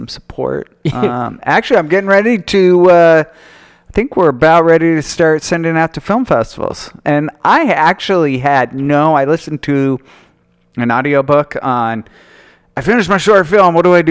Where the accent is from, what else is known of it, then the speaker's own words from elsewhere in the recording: Utah, United States; I grew up in Utah, and Sundance, I mean, I used to, in high school, we would sneak into movies